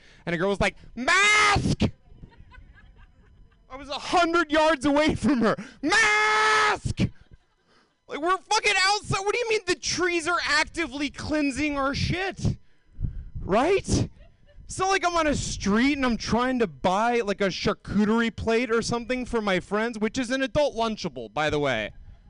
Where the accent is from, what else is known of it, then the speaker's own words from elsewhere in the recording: Georgia, United States; now in California, United States; from the South either. Like, cause I grew up in Georgia